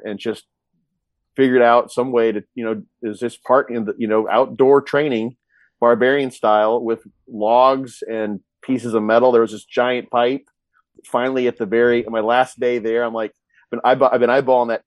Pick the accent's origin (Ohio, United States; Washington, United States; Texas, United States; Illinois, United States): Illinois, United States; Quincy; moved away; I was in Quincy, my hometown, Illinois